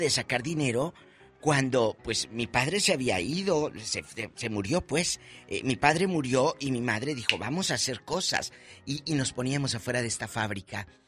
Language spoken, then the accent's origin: Spanish; Matamoros, Tamaulipas, Mexico; moved away; mi tierra, ahí en el parque industrial, de Matamoros